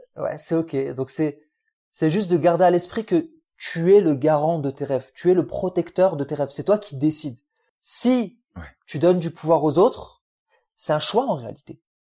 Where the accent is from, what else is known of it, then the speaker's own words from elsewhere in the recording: France; French is a second language; also born or lived in Algeria; je venais d'arriver d'Algérie. Tu sais, j'apprenais un peu le français.